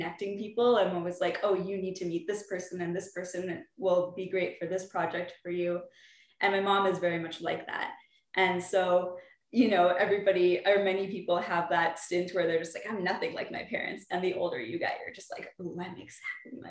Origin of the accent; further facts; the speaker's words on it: Calgary, Alberta, Canada; I'm from Calgary, Alberta